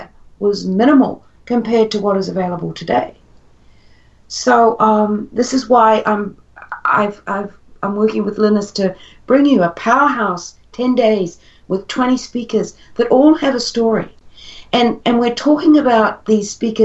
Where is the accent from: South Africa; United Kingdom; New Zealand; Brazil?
New Zealand; moved away as an adult; also born or lived in Perth, Australia; I was living in Australia at the time. I'm originally from New Zealand, but we were living in Perth